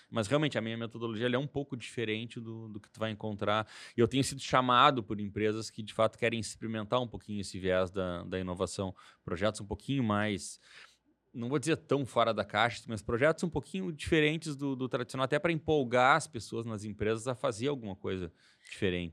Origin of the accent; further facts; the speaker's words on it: Porto Alegre, Rio Grande do Sul, Brazil; Sou de Porto Alegre